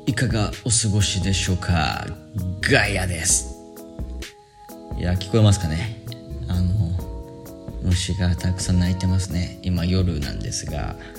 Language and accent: Japanese; Japan; now in Sri Lanka